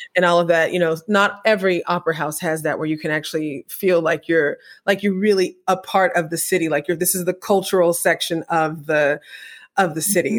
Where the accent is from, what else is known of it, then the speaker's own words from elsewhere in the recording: Apple Valley, California, United States; when I was growing up in Apple Valley